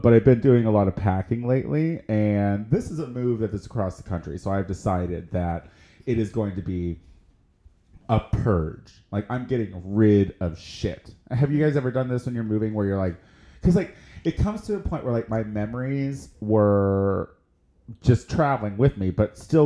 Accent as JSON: {"language": "English", "region": "Central Illinois", "country": "United States", "tie": "born or raised there", "moved": "yes", "said": "my hometown"}